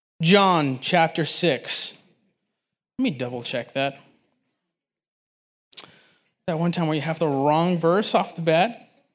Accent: Los Angeles, California, United States; now in Nashville, United States; I am transplant from Los Angeles, and it feels like home out here.

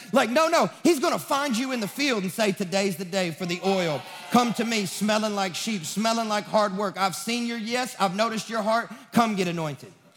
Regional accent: Sacramento, Kentucky, United States; now in Nashville, United States; I'm from Sacramento, Kentucky

